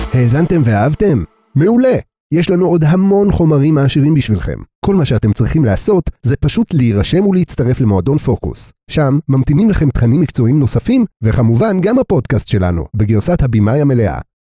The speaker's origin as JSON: {"language": "Hebrew", "country": "Israel"}